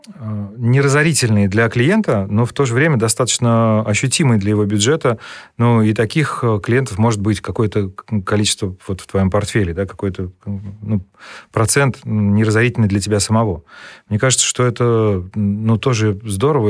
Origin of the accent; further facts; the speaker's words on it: Saratov, Saratov Oblast, Russia; к нам в наш город, а я из Саратова